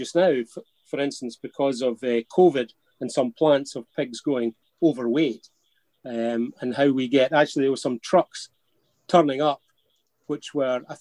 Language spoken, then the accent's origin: English; Scotland, United Kingdom; accent: Scots; I hope my Scots accent rapid fire doesn't